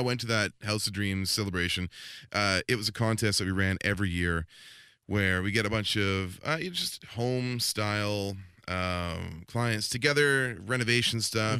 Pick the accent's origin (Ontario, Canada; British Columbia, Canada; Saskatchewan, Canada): British Columbia, Canada; Langley; also born or lived in Squamish; I actually went back to, uh, Langley, V C, in my hometown